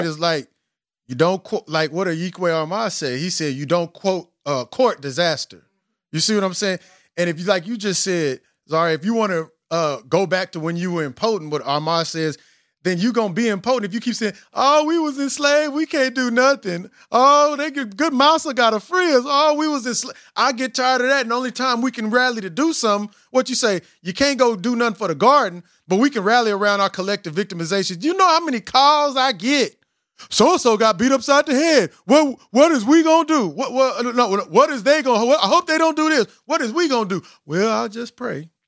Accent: Southern United States, United States; We are both from the South. Well, we both in the South from the South. Um, I was curious because I'm as a as being from the South, and when I was 11, I realized that I, you know, that my people was praying to a, a, a, a white ghost.

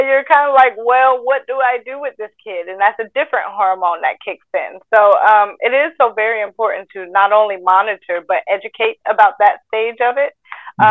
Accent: Atlanta, Georgia, United States

